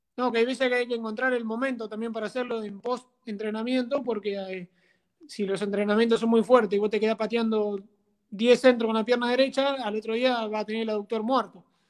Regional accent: San Antonio de Areco, Buenos Aires Province, Argentina; Mi idea es venirme a mi pueblo, acá en San Antonio de Areco, eh, y bueno, quedarme a vivir acá, por ahí entrenar a algunos chicos de acá, de, un club donde yo jugaba acá cuando era muy chiquito

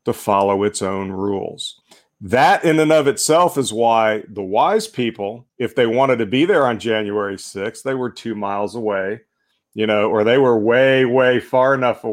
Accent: Northeast Alabama, United States; I grew up in Northeast Alabama and not too far from a place called Sand Mountain

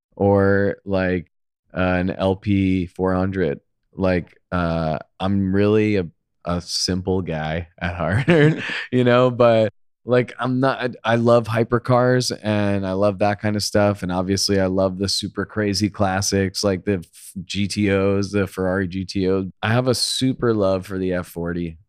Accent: Long Island, New York, United States; moved away as an adult; also born or lived in Manhattan, New York; now in Los Angeles, United States; I grew up on Long Island. I lived there for most of my life

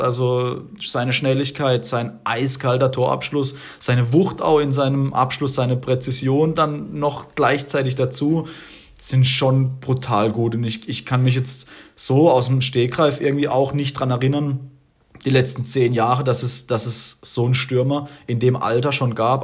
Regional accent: Germany; ich als Deutsche, ich als Deutscher

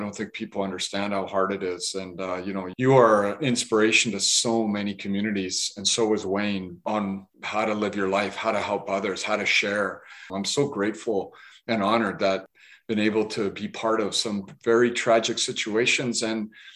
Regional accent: Vancouver, British Columbia, Canada; a kid growing up in East

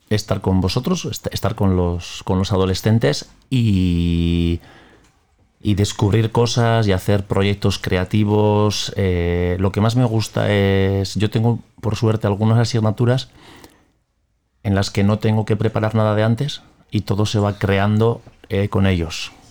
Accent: Tolosa, Basque Country, Spain; Yo vengo de Tolosa, que está en Guipúzcoa, un poquito lejos de aquí.

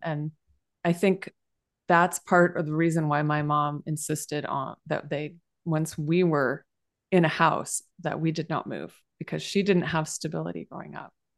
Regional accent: San Jose, California, United States; moved away; I'm from San Jose

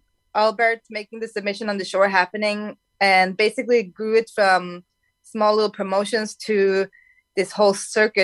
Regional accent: Sweden; moved away as an adult; now in California, United States; my home country

